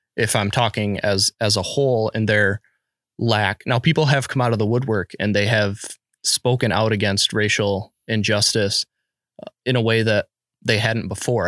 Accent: United States; as an American

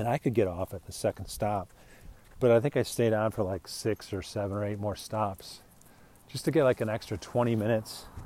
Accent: United States; now in Arizona, United States; as an American

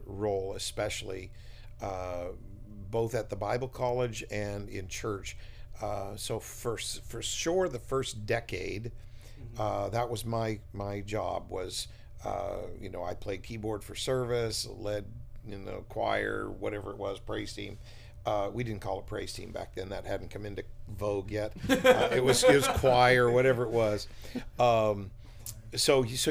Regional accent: Fredericton, New Brunswick, Canada; Came back to my hometown of Fredericton as senior pastor of CCC in 2001.

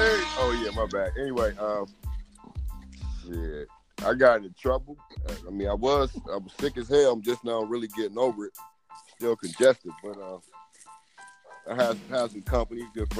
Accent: Ohio, United States; moved away; I'm from Ohio, man.

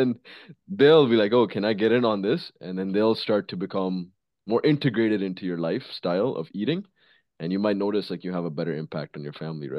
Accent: India; moved away; And like, bro, when we came from India, bro, we used to eat like fucking animals.

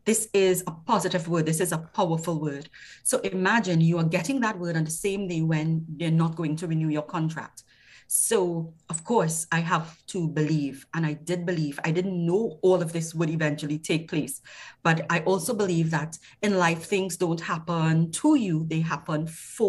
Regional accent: Trinidad & Tobago; I'm from Trinidad and Tobago

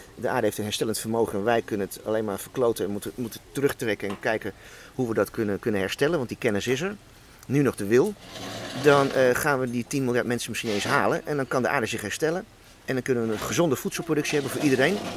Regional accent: Hoog Soeren, Gelderland, Netherlands; Ik ben in Hoogsoeren bij Apeldoorn opgegroeid, kroondomeinen

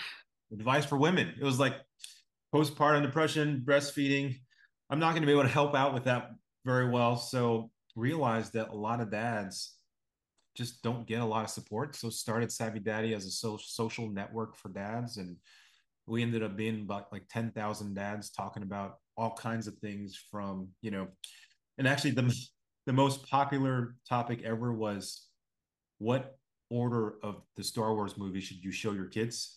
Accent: Blacksburg, Virginia, United States; moved away as an adult; also born or lived in upstate New York / New Jersey; now in Chicago, United States; I'm, uh, born and raised on the East Coast, um, place, little, little place called Blacksburg, Virginia

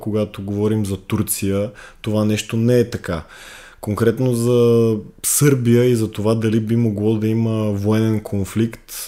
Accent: Bulgaria; ние като българи имаме голяма вина

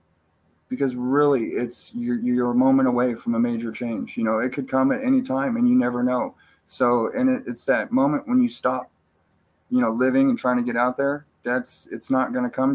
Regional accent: Cottage Grove, Oregon, United States; also born or lived in John Day, Oregon / California; now in Central Oregon, United States; I was born in Cottage Grove and raised there for the most part. Then when I was about 12, 13, we started moving around a little bit, and I wound up in Eastern Oregon in a John Day area

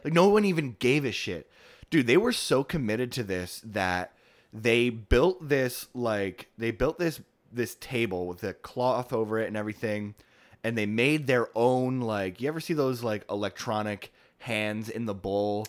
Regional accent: West Milford, New Jersey, United States; moved away; my hometown of West Milford, New Jersey

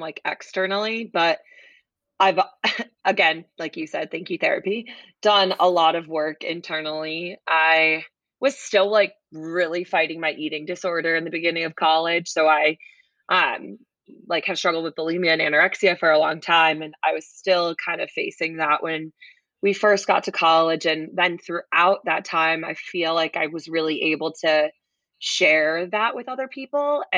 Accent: Connecticut, United States; moved away as an adult; also born or lived in Boston; now in North Carolina, United States; I grew up in Connecticut

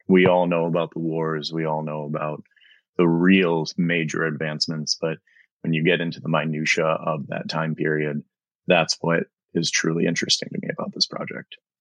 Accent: Chicago, Illinois, United States; Growing up in Chicago

